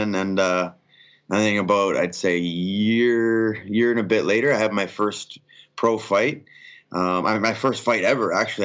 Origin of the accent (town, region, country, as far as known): Canada